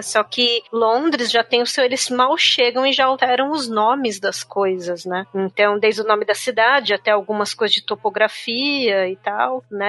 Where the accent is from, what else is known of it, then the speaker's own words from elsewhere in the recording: Ireland; moved away; eu fui obrigada a aprender gaélico quando eu era criança